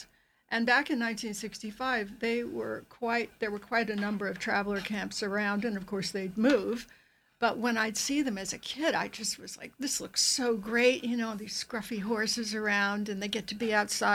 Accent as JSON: {"language": "English", "town": "Sagaponack", "region": "New York", "country": "United States", "tie": "born or raised there", "said": "I grew up in Sagaponack"}